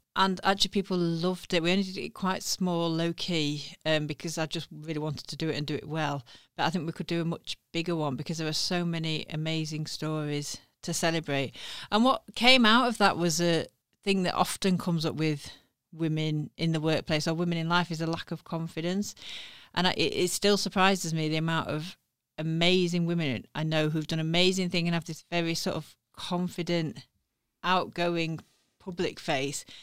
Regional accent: Sheffield, Yorkshire and the Humber, United Kingdom; my hometown

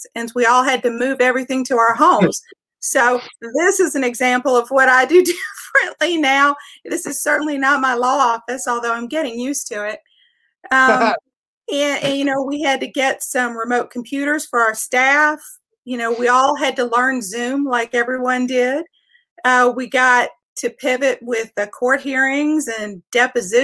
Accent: West Virginia, United States; moved away as an adult; now in Tennessee, United States; I am originally from West Virginia

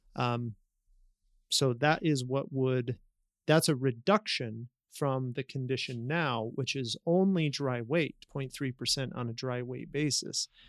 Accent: Utah, United States; I have that background of growing up in Utah

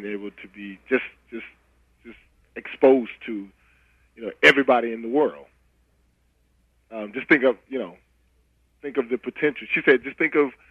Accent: North Carolina, United States; I grew up in North Carolina

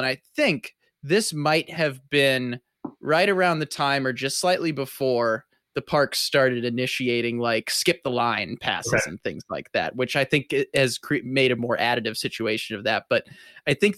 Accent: Midwest, United States; growing up in the Midwest

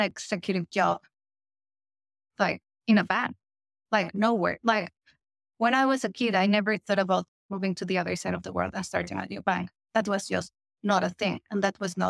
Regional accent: Mexico; moved away; Mexico, my home country

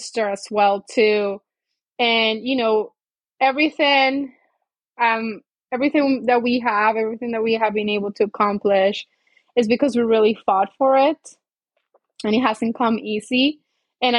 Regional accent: Colombia; moved away; I'm originally from Colombia and it was just me and her

